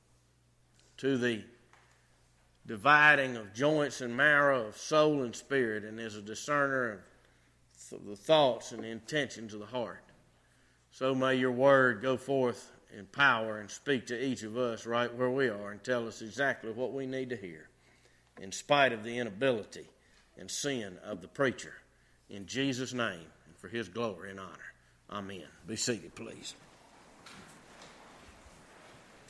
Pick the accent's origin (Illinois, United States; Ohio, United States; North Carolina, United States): North Carolina, United States; accent: North Carolina English; I surely am from North Carolina